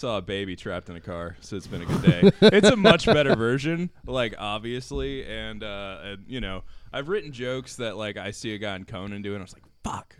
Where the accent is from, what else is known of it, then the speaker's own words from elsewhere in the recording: Gainesville, Florida, United States; Yeah, I'm from Gainesville. Parents are both from, you know, Newberry and Archer.